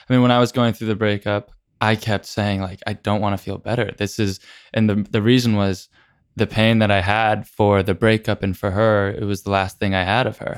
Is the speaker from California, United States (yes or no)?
yes; San Diego, California, United States; I grew up in San Diego